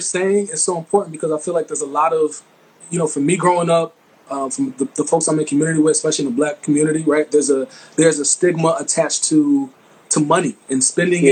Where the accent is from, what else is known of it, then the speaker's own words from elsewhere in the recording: Mount Vernon, United States; my hometown, Mount Vernon